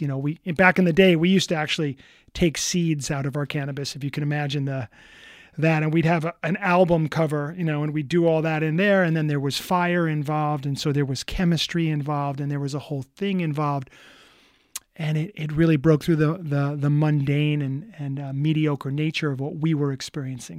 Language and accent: English; New York City, New York, United States; I'm from New York City